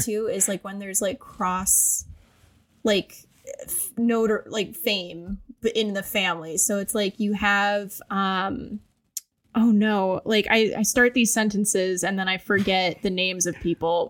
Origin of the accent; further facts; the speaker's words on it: Cleveland, Ohio, United States; I'm from Cleveland